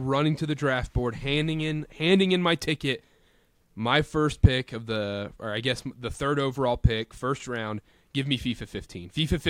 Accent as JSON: {"language": "English", "region": "North Carolina", "country": "United States", "tie": "born or raised there", "said": "There was a sweatshop running in my hometown, in my home basement in North Carolina."}